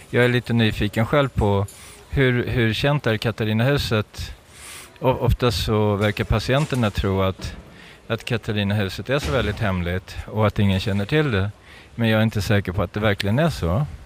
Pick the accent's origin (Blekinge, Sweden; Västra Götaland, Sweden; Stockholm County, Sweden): Stockholm County, Sweden; Stockholm; also born or lived in Norrtälje; now in Thailand; Jag är ursprungligen från Stockholm men har bott många år i Norrtälje men numera bor jag i Thailand.